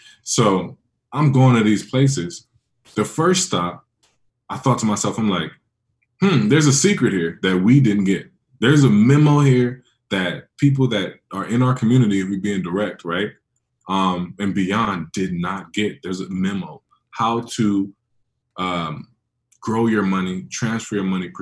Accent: San Francisco, California, United States; I was born in San Francisco, but I'm in Liberia like once a year

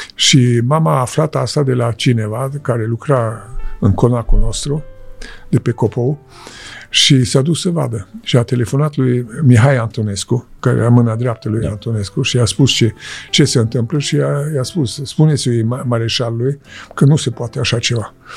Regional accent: Popești, Iași County, Romania; moved away; also born or lived in Switzerland; unde m-am născut, uh, la Popești

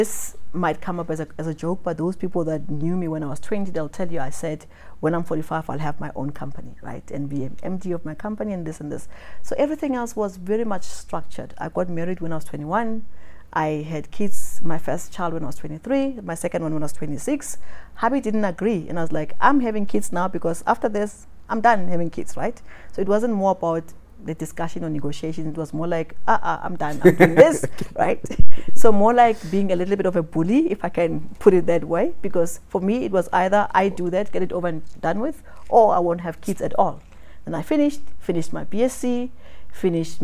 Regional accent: South Africa; in South Africa, we're seen more like the Americans. We say what we think, the way we say it.

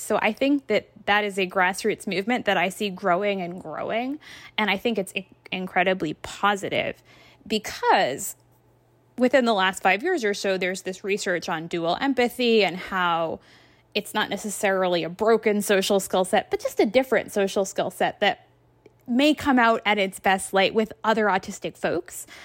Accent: Massachusetts, United States; my home state of Massachusetts

